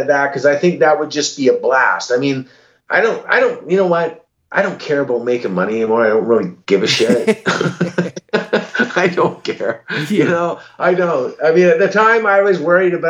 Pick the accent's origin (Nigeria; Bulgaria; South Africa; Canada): Canada; we're a Canadian band